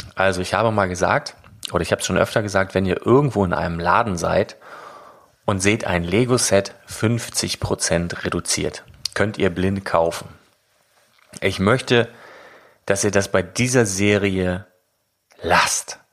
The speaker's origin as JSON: {"language": "German", "region": "Northern Germany", "country": "Germany", "said": "als Norddeutscher"}